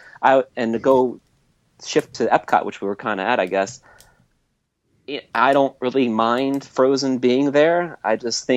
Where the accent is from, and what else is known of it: New Orleans, Louisiana, United States